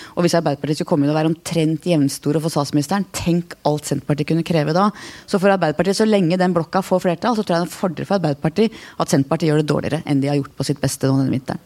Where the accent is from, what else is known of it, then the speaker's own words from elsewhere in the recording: Oslo, Norway; Jeg vokste opp eh, på Manglerud